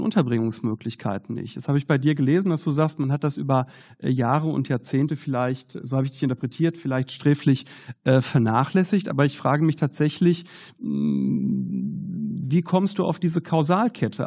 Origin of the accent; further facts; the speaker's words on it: Herne, North Rhine-Westphalia, Germany; Ich komme ja aus Herne. Und äh, Herne ist im Ruhrgebiet.